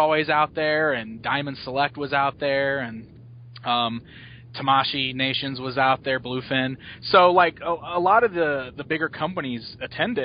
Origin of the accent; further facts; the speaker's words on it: Springfield, Illinois, United States; right here in Springfield in my hometown